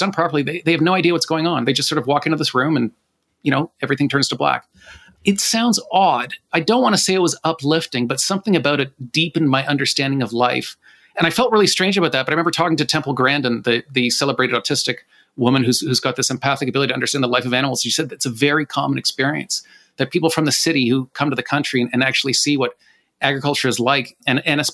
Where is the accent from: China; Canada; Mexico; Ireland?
Canada; I'm Canadian